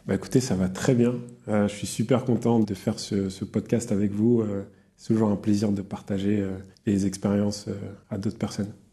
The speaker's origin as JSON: {"language": "French", "area": "Yvelines, near Mantes-la-Jolie", "region": "Île-de-France", "country": "France", "said": "je viens des, Yvelines, dans le, 78, près de Mantes-la-Jolie."}